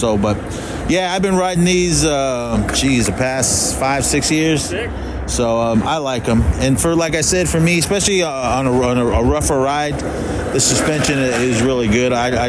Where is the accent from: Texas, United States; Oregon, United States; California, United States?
California, United States; Bay Area; growing up in the Bay Area